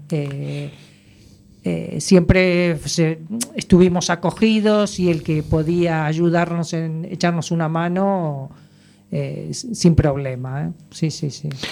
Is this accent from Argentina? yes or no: yes; Argentina; moved away as an adult; now in A Coruña, Spain; soy argentina